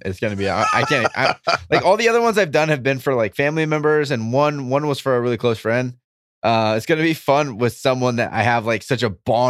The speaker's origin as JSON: {"language": "English", "town": "San Diego", "region": "California", "country": "United States", "tie": "born or raised there", "said": "We grew up in San Diego, so we're big San Diego State Aztec fans."}